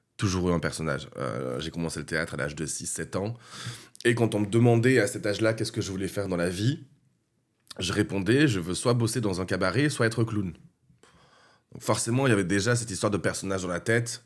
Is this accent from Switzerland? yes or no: no; Castres, Occitania, France; je viens du sud de la France, du Tarn, de Castres plus exactement, à côté de Toulouse